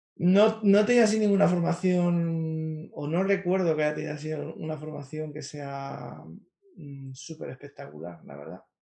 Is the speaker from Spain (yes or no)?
yes; Madrid, Community of Madrid, Spain; Sí, yo soy de Carabanchel, de Madrid, que no es el mejor barrio de Madrid, tampoco es el peor, un barrio normal, es un barrio obrero